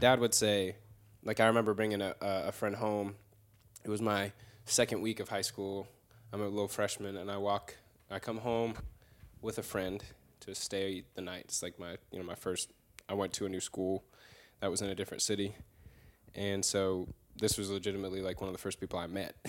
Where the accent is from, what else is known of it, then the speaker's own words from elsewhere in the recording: the Bay Area, California, United States; moved away as an adult; now in North Carolina, United States; I'm from the Bay Area